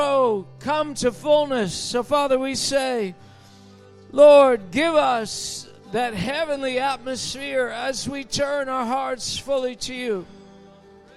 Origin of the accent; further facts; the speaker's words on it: Canada; we're from Canada